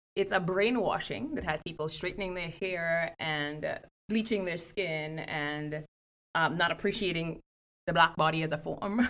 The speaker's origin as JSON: {"language": "English", "country": "Trinidad & Tobago", "tie": "born or raised there", "moved": "as an adult", "lives_now": "Evanston, United States", "said": "I grew up in Trinidad and Tobago, um, which is in the Caribbean"}